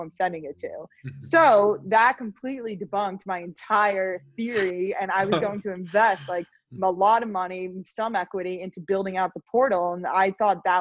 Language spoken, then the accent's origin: English; Long Island, New York, United States; also born or lived in Los Angeles, United States; I grew up on Long Island